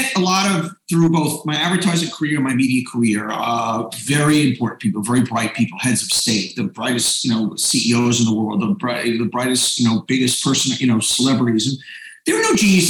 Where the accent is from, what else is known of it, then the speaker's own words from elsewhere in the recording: New York City, New York, United States; I grew up in Queens